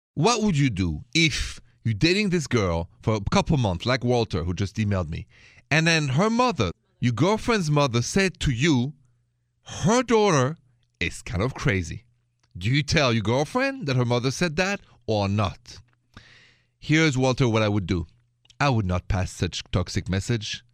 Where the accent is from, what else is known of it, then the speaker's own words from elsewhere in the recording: Paris, Île-de-France, France; now in United States; You know I'm French. Français Américain, French American. And so I come from Paris.